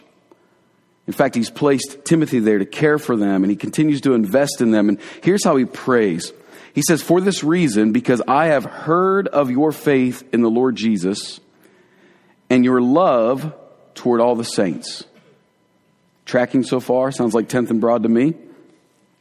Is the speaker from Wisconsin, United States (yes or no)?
no; Columbus, Ohio, United States; I'm from Columbus, Ohio. You know, I'm a Yankee